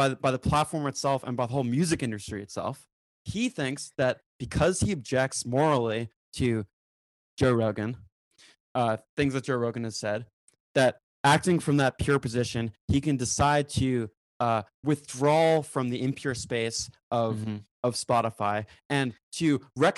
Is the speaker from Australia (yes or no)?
no; New Zealand; I say this as a New Zealander